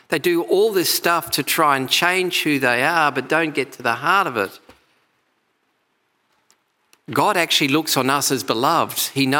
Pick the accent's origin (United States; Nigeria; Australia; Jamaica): Australia; also born or lived in England; I came out to Australia from England when I was 8 years old, and I went back when I was 25.